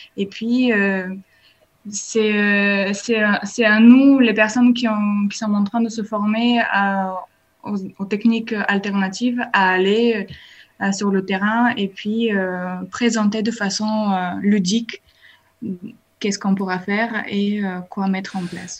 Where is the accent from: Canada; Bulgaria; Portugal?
Bulgaria; French is a second language; now in France; Je viens de la Bulgarie